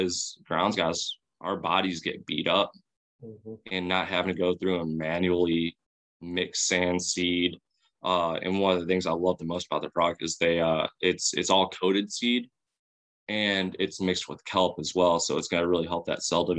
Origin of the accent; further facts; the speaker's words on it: Chicago, Illinois, United States; I'm from Chicago